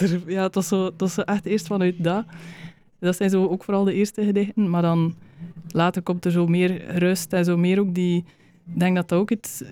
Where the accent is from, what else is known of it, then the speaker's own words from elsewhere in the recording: West Flanders, Belgium; moved away as an adult; also born or lived in Uganda; de grond waar ik vandaan kom hier, de, de West-Vlaamse kleigrond.